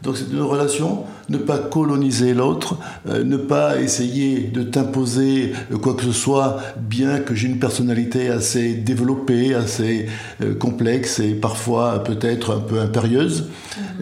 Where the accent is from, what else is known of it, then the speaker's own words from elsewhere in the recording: Béarn, Nouvelle-Aquitaine, France; moved away; also born or lived in Martinique / Guadeloupe; je suis originaire du Béarn, mais j'ai vécu euh, plus de 50 ans aux Antilles, à la Martinique et à la Guadeloupe.